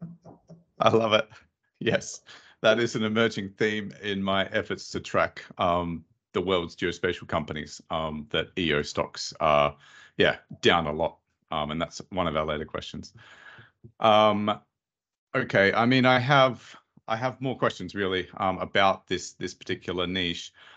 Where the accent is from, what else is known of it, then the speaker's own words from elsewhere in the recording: Australia; where I'm from in Australia